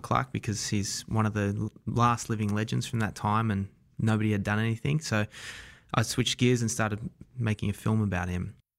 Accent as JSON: {"language": "English", "town": "Wollongong", "region": "New South Wales", "country": "Australia", "tie": "born or raised there", "also_born_or_lived": "New York", "accent": "Australian", "moved": "as an adult", "said": "I'm from a town called Wollongong, south of Sydney, about an hour and a half south of Sydney"}